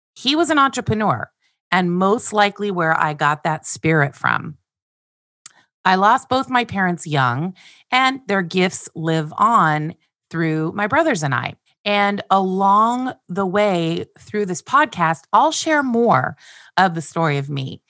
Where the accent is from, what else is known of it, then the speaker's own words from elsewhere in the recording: Glendale, California, United States; I was born on March first, nineteen sixty-seven, in Glendale, California. I was adopted, raised, and loved by Andy and Glenna